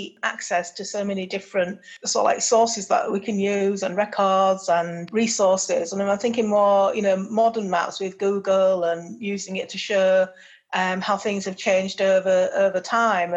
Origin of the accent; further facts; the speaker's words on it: Hull, Yorkshire and the Humber, United Kingdom; Hull, which is my hometown